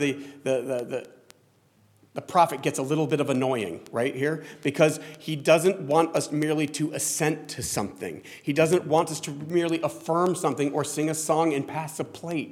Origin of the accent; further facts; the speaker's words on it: New Jersey, United States; we're from Jersey